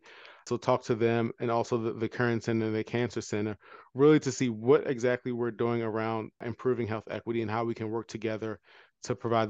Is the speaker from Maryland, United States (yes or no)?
yes; Baltimore, Maryland, United States; I'm an anesthesiologist, born and raised in Baltimore, have gone all over the country for training, so Wayne State for medical school, Cedars-Sinai for residency, Cleveland Clinic